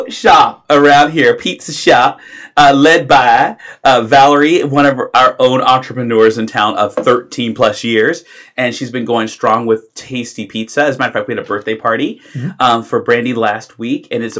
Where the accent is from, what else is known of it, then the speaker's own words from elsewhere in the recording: Washington, District of Columbia, United States; I grew up in Washington, D.C.